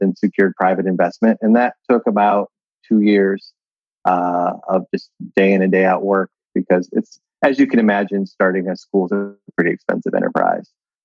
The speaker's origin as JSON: {"language": "English", "region": "Ohio", "country": "United States", "said": "I'm from Ohio originally"}